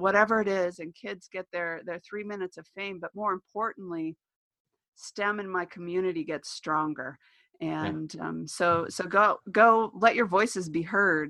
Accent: New Mexico, United States; I'm from New Mexico

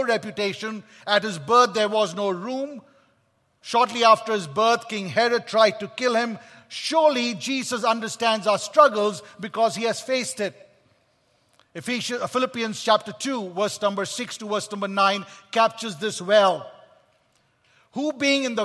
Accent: Kolkata, West Bengal, India; I was born in Kolkata, India

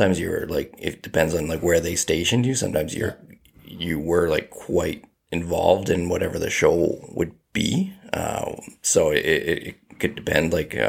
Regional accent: Devon, Alberta, Canada; just growing up in Devon, like, I would, like, my very first job was a dishwasher at a golf course

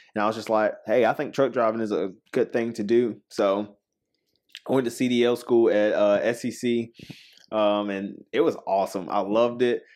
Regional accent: Spartanburg, South Carolina, United States; also born or lived in Woodruff, South Carolina; I'm from Spartanburg, uh, South Carolina.

